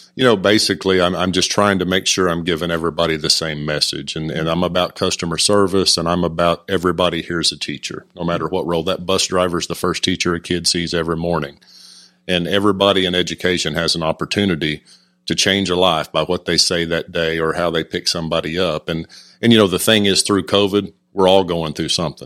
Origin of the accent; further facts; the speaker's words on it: Stroud, Oklahoma, United States; moved away as an adult; also born or lived in College Station, Texas; now in Decatur, United States; teachers and coaches I had in my hometown of Stroud, Oklahoma